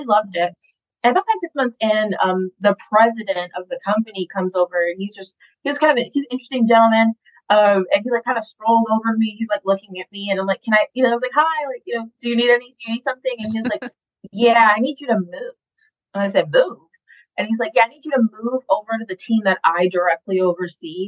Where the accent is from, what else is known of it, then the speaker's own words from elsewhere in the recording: Atlanta, Georgia, United States; also born or lived in Boston; I came back from Boston to Atlanta, which is where I was raised.